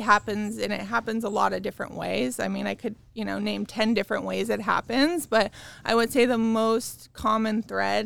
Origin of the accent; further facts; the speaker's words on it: Orange County, California, United States; also born or lived in Chicago / Ohio; I'm from California, so I'm native, local, born, raised right here in Orange County.